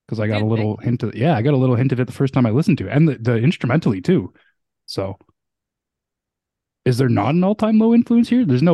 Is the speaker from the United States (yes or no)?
no; Canada; I am Canadian